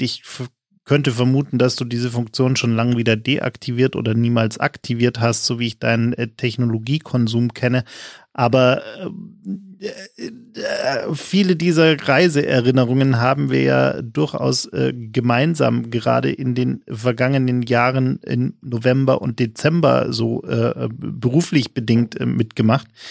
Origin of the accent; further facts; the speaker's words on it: Munich, Bavaria, Germany; ich als gebürtiger Münchner